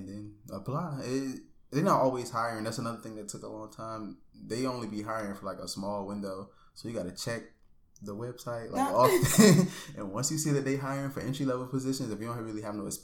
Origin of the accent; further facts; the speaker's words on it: Norfolk, Virginia, United States; the headquarters is in my hometown from Norfolk, mm-hmm. Virginia.